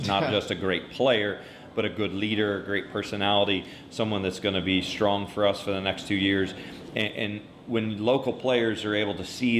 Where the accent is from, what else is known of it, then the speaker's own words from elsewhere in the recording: Tulsa, Oklahoma, United States; now in San Antonio, United States; I'm from Tulsa, Oklahoma.